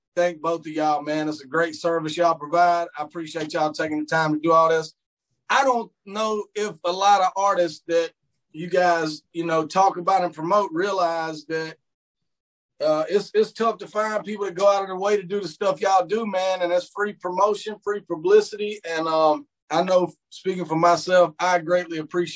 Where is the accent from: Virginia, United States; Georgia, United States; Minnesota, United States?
Georgia, United States; Blackshear; also born or lived in Camden County, Georgia; I've been down here about 15 years, but born and raised in Blackshear